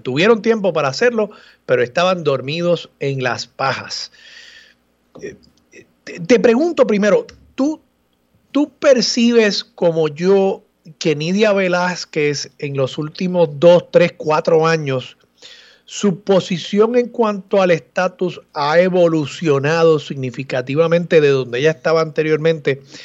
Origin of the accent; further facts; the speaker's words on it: Puerto Rico; lo que nos define como, como pueblo, como puertorriqueños